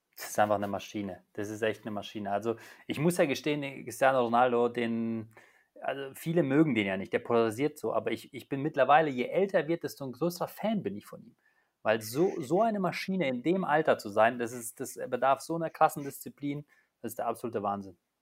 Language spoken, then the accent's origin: German; Poland; moved away; Ich komme ja gebürtig aus Polen